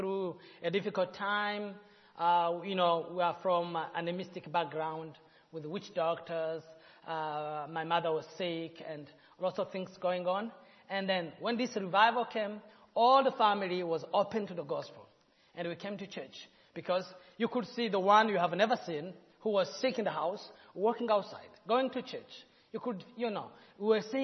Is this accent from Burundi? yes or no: yes; Burundi; In Burundi, it's a country where we have 3 tribes, Hutu, Tutsi, and Twa, pygmies